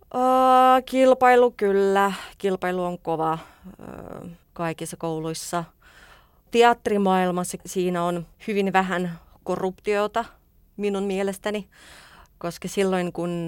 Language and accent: Finnish; Saint Petersburg, Russia; Finnish is a second language; moved away as an adult; now in Helsinki, Finland; Minä olen pietrilainen venäläinen